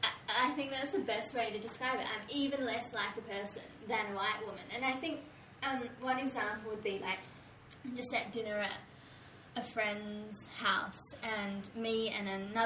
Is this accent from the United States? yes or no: no; New Zealand; as a New Zealander, I could go into Japan on that visa. Like, my brownness doesn't matter at that point